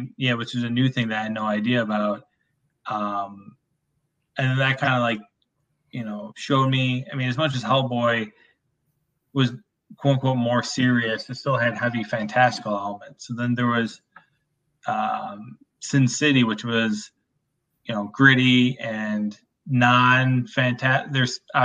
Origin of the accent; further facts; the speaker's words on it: upper Midwest, United States; it's like a very Midwest thing, like upper Midwest